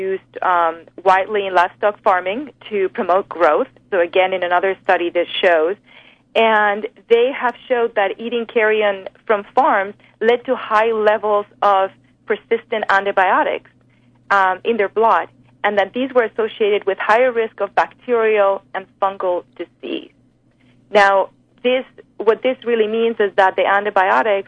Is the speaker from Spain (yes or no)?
yes; Spain; now in United States; I'm from Spain